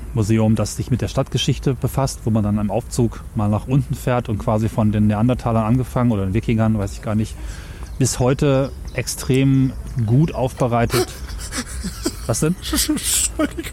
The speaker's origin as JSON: {"language": "German", "town": "Göttingen", "region": "Lower Saxony", "country": "Germany", "tie": "born or raised there", "said": "in meiner Heimatstadt in Göttingen"}